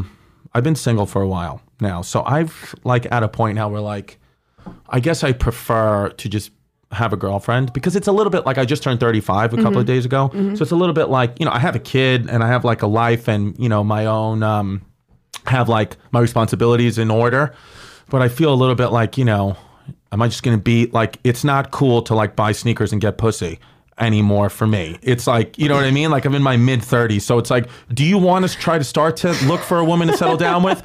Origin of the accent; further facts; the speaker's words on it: New York City, New York, United States; I'm from New York.